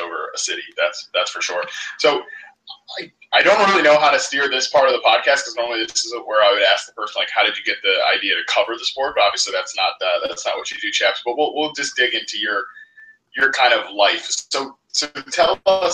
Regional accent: Washington, District of Columbia, United States; growing up in Washington, like the DC area

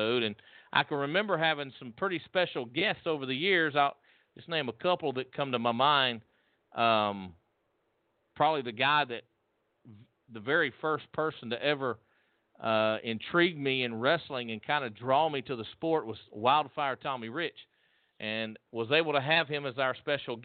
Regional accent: Evans, Georgia, United States; We grew up in this area

